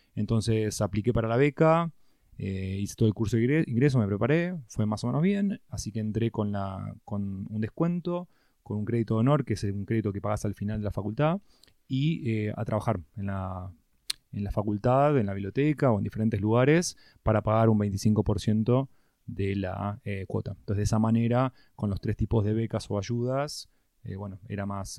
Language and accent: Spanish; San Isidro, Buenos Aires Province, Argentina; nací en San Isidro, toda mi vida me crié en Zona Norte.